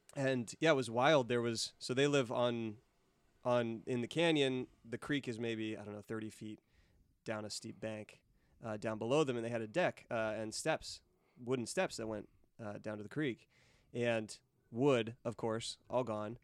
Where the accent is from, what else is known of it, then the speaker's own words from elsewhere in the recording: Chico, California, United States; I grew up in Chico